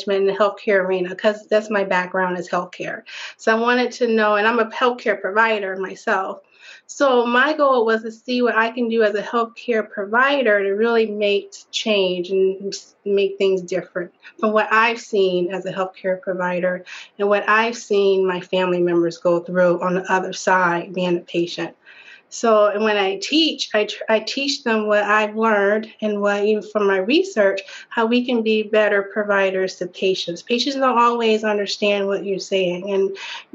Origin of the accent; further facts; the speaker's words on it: Detroit, Michigan, United States; also born or lived in Southfield, Michigan; Born and raised in Detroit. We moved to Southfield when I was, maybe about 10, 11 or so